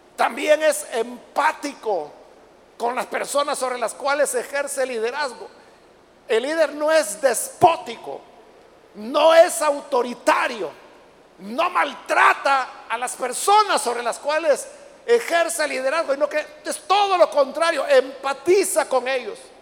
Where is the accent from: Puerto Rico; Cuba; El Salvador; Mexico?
El Salvador; aquí mismo en nuestro Salvador